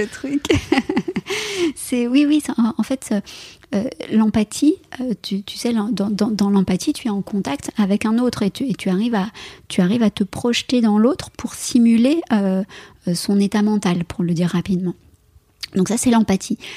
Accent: France; chez, moi, chez nous, en France

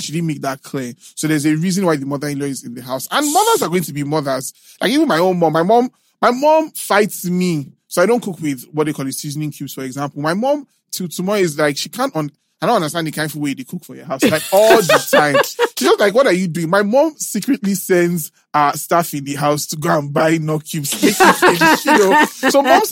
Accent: Benin City, Edo, Nigeria; I grew up in Benin

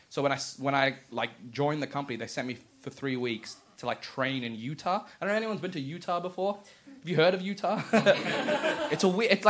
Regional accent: Australia; And as an Australian, it's tough

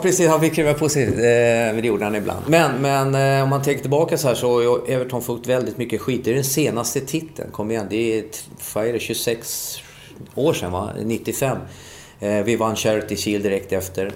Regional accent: Solna, Stockholm County, Sweden; moved away as an adult; also born or lived in England; jag är född i Solna.

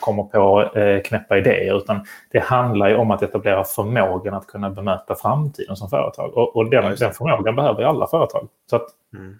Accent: Malmö, Skåne, Sweden; now in Stockholm, Sweden; jag bor ju själv i Stockholm, men är född och uppvuxen här i Malmö

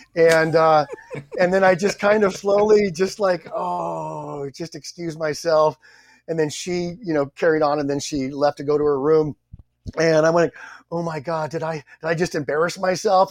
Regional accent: San Diego, California, United States; I'm from San Diego

